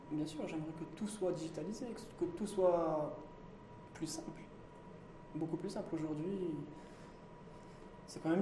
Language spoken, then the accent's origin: French; Morocco; je suis marocain, je resterai marocain et je consommerai marocain.